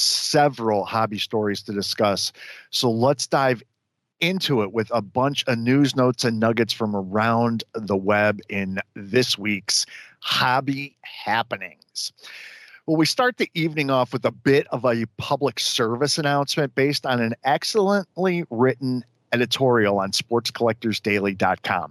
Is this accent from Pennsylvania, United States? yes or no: no; Chicago, Illinois, United States; I'm from Chicago